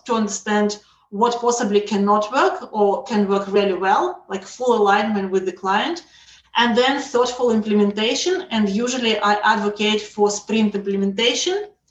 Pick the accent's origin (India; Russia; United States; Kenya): Russia; also born or lived in Israel; now in Canada; I'm originally from Russia